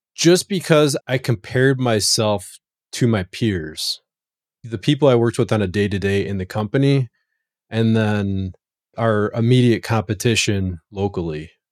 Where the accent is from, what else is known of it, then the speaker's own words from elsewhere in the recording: Chicago, Illinois, United States; I grew up on the south side of Chicago